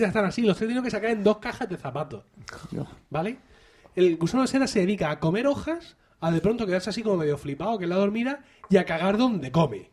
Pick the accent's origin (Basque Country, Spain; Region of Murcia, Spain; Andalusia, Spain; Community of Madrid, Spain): Region of Murcia, Spain